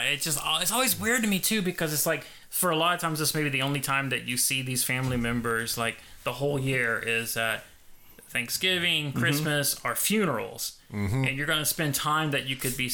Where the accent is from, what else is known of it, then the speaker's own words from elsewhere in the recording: United States; I'm American.